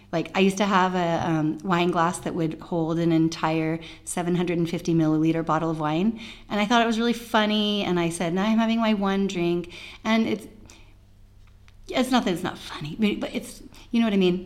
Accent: United States; I'm an American

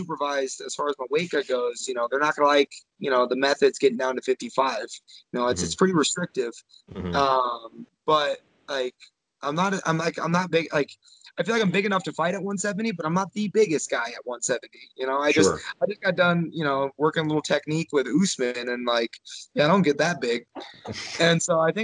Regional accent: Midwest, United States; we're just tough as nails in the Midwest

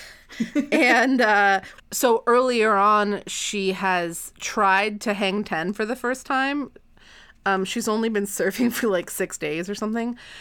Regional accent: Lake Michigan, Midwest, United States; I grew up on Lake Michigan, and Lake Michigan has waves, but they're not like the ocean

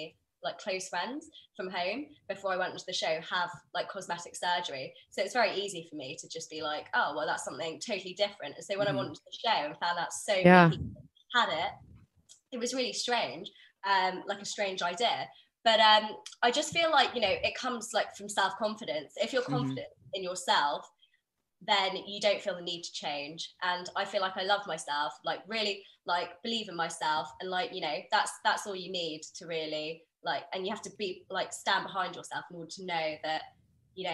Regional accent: United Kingdom; I'm Indian, where there's so many of us in the UK

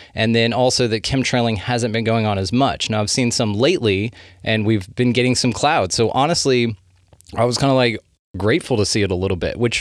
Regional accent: North Texas, United States; we're from North Texas

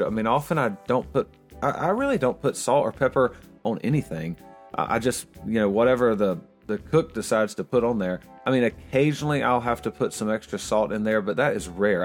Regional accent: Willow Springs, North Carolina, United States; first language English; I'm from Willow Springs, North Carolina

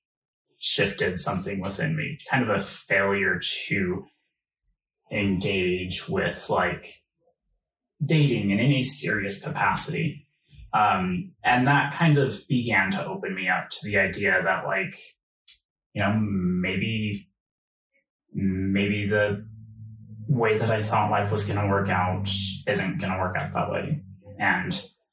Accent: Utah, United States; I born and raised in Utah

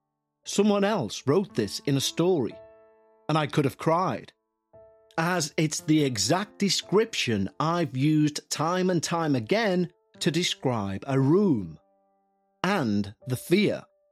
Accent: Crawcrook, North East England, United Kingdom; also born or lived in Newcastle; I'm from Newcastle in the UK. I moved from our home in Bladen to a home my parents bought in a little village called Crawcrook when I was 3 years old.

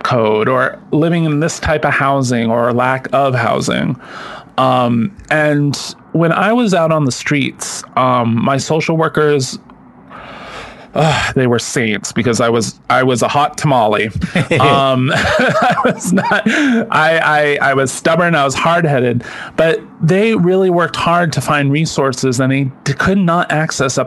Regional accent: Maine, United States; accent: down east; now in New York City, United States; I grew up in Maine

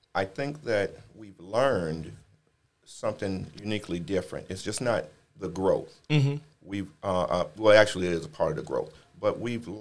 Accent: Chicago, Illinois, United States; moved away; I'm originally from Chicago

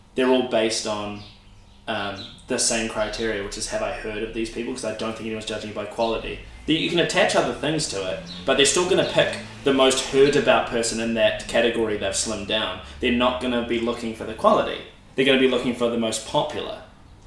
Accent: New Zealand; quite a lot of us in New Zealand

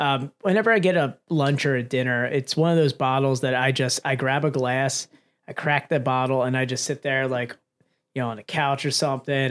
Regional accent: Pennsylvania, United States; we're from Pennsylvania

